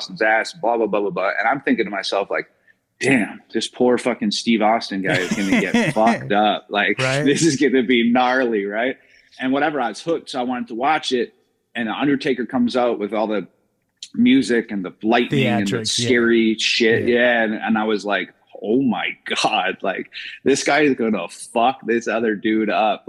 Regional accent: British Columbia, Canada; born or raised there; moved away; also born or lived in Edmonton, Alberta

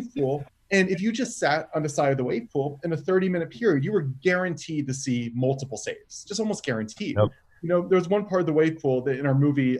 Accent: Washington, District of Columbia, United States; I grew up in the Washington D.C. area, not 5 or 6 hours from Action Park.

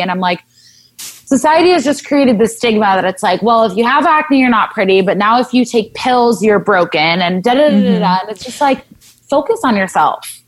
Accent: Southern California, United States; I grew up in Southern California

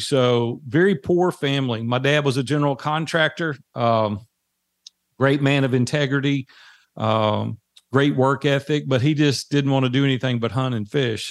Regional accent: Nashville, Tennessee, United States; accent: Southern drawl; I'm native Nashville

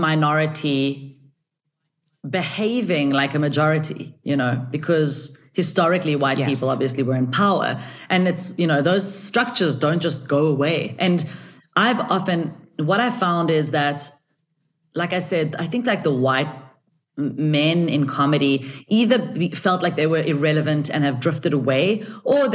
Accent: South Africa; my parents are Israeli and they are, you know, they came to South Africa before I was born. So I'm the first person in my family who's actually South African

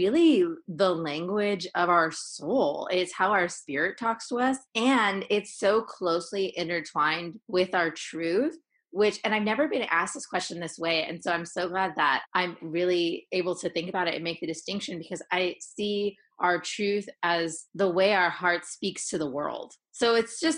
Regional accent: San Francisco Bay Area, California, United States; I always give a shout out to where I'm from. I'm from San Francisco Bay Area in the house

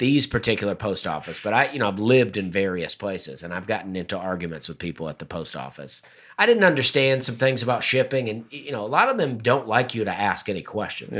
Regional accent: Opelika, Alabama, United States; now in Nashville, United States; my hometown, Opelika

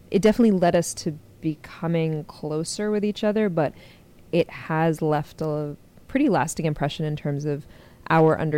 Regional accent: Carbondale, Illinois, United States; born there; also born or lived in Kuwait / Syria / Oklahoma / Texas; she went and visited her brother in southern Illinois, and so I was born in Carbondale. And then we went back to Kuwait, and then when Saddam invaded, a few years later, we went to Syria for a little bit

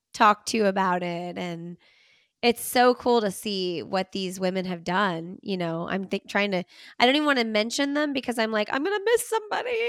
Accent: Bloomington, Indiana, United States; now in Raleigh, United States; I grew up in Bloomington, Indiana

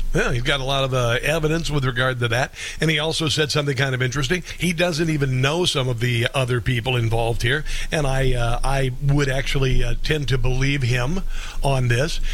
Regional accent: Southwest Iowa, United States; moved away; my hometown

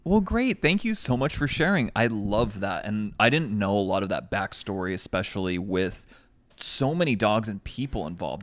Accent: United States; as an American

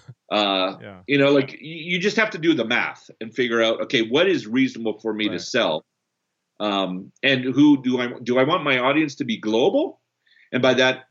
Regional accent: Canada; also born or lived in Brazil; I'm also Canadian, born in Brazil

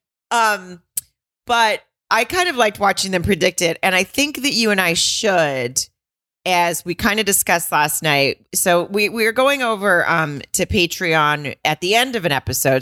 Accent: the South, United States; now in West Coast, United States; I grew up in the South

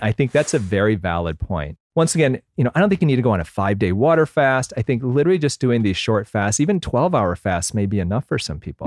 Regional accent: Michigan, United States; I grew up in Michigan

